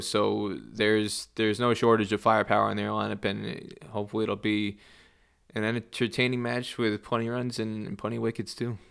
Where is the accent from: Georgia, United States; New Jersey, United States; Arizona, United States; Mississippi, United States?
New Jersey, United States; I grew up in New Jersey. I grew up about forty minutes from New York City